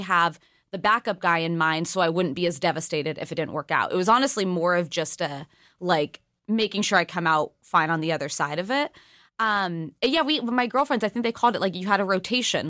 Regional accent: California, United States; I'm from California

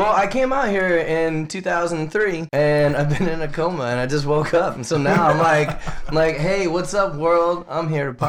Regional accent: Madison, Wisconsin, United States; Oh, Madtown, Wisconsin, baby.

